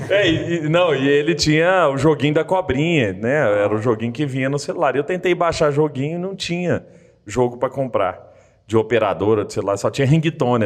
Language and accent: Portuguese; Araguari, Minas Gerais, Brazil; also born or lived in Rio de Janeiro; now in Belo Horizonte, Brazil; eu sou de Araguari no Triângulo Mineiro